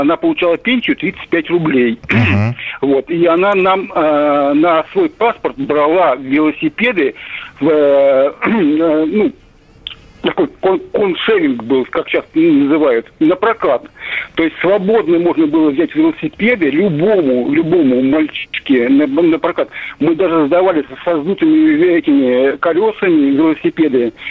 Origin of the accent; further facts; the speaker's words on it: Sergiev Posad, Moscow Oblast, Russia; мы вот из Сергиева Посада с братом ездили в Ногинск к бабушке